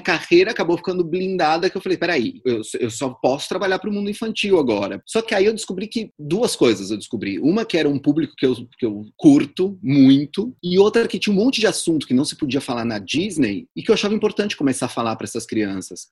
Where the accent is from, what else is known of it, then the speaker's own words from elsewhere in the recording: São Paulo, Brazil; eu sou de São Paulo, nascido em São Paulo